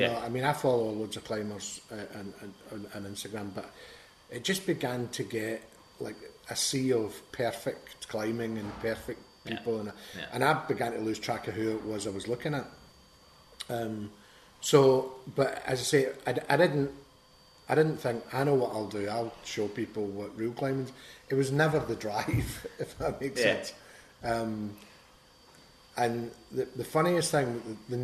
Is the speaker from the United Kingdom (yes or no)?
yes; Glasgow, Scotland, United Kingdom; I'm from Springburn originally